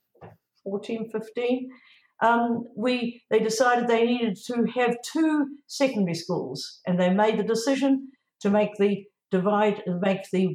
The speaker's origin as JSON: {"language": "English", "region": "Gisborne", "country": "New Zealand", "tie": "born or raised there", "also_born_or_lived": "Wellington", "said": "I was born in Gisborne"}